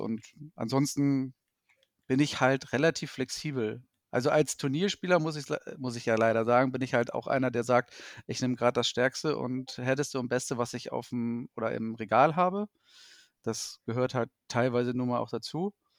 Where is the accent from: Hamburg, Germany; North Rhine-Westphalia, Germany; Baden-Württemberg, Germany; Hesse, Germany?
Hamburg, Germany; gebürtiger Hamburger, aufgewachsen und so weiter und so fort. Dort halt auch ansässig zurzeit.